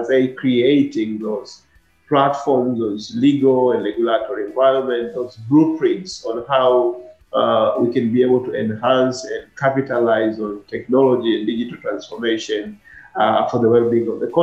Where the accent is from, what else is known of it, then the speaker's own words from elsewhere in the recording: Dar es Salaam, Tanzania; moved away as an adult; also born or lived in India; I'm not a rural guy. I was born in Aban, Dar es Salaam, at the center of Dar es Salaam, in a place called Kariakoo. Went to school in Dar es Salaam